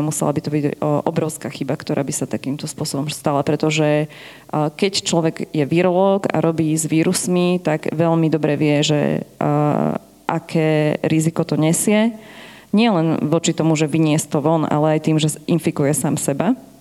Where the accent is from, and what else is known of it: Žiar nad Hronom, Banská Bystrica Region, Slovakia; moved away